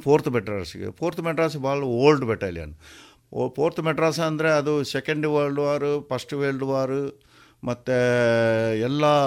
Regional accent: Puttur, Karnataka, India; moved away as an adult; ನಮ್ಮದು ಹುಟ್ಟೂರು ಇದೆ ಪುತ್ತೂರು ಕೆಮ್ಮಯ್ಯಲ್ಲಿ

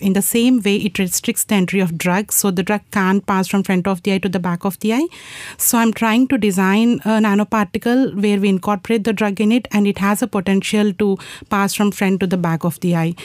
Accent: India; moved away; I'm from India and I'm in final year of my PhD

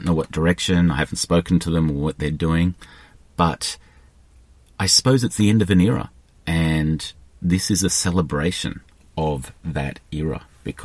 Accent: Australia; I'm Australian

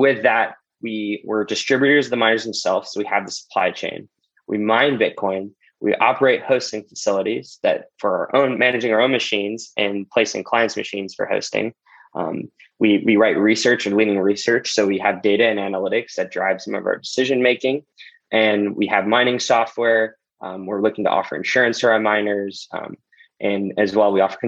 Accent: St. Louis, Missouri, United States; moved away as an adult; also born or lived in Los Angeles, California / Bloomington, Indiana; So I grew up in St. Louis, was born in Los Angeles, actually.

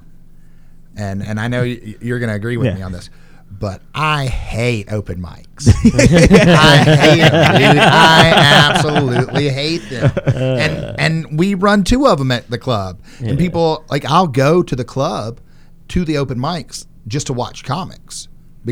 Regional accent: Nashville, Tennessee, United States; born and raised in Nashville

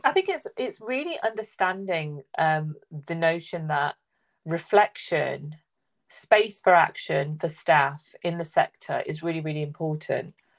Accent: Leicester, East Midlands, United Kingdom; i'm in the midlands i'm east midlands i'm in leicester

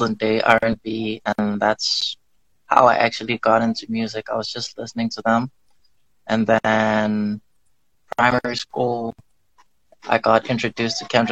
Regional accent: Manzini, Eswatini; also born or lived in Magubeleni / Dimbutini; I'm from Fairview, Manzini. That's where I currently live. And I've been there ever since preschool

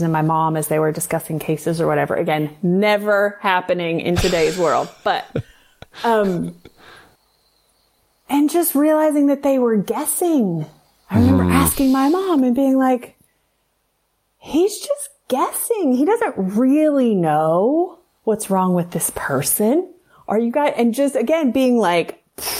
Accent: the South, United States; I grew up in the South. Like, to be a young girl in the South

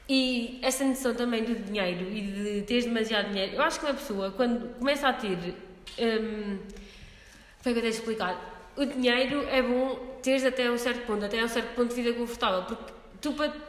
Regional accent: Gouveia, Guarda, Portugal; quando eu vim de Gouveia era só pessoas de Coimbra, não conhecia ninguém, né?

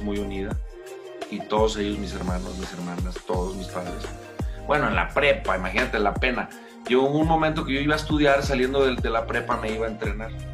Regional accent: León, Guanajuato, Mexico; nací en León, Guanajuato

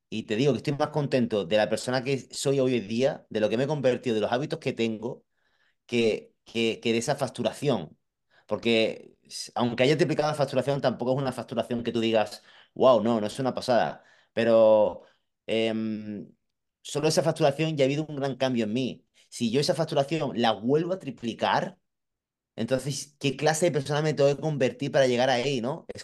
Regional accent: Madrid, Community of Madrid, Spain; Yo vengo de Madrid y veo, veo mucha gente que, eh, bueno

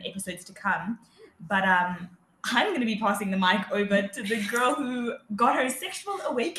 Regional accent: South Africa; I'm 18 years old and I was born in South Africa, but then my parents are from two different places. So in terms of nationality, I mean, on the ID it says South African

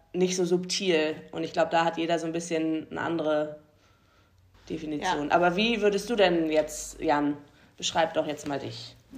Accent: the North, Northern Germany, Germany; wir kommen halt alle aus dem Norden

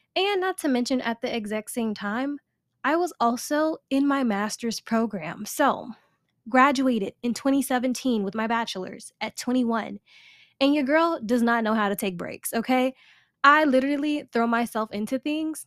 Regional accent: Chicago, Illinois, United States; I am a born and raised Chicago girl, South Side

